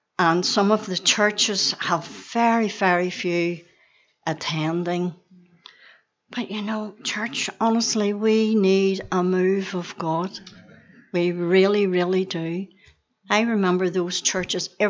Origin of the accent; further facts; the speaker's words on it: Belfast, Northern Ireland, United Kingdom; I was born and reared on the Donegal Road in Belfast.